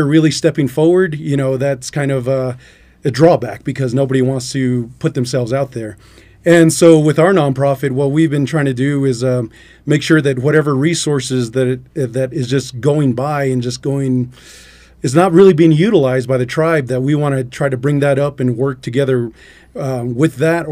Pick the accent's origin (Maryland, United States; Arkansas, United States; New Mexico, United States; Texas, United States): New Mexico, United States; Albuquerque; now in Klagetoh, United States; originally I'm from Albuquerque, but I'm out in Klagetoh because my mother, that's where she's from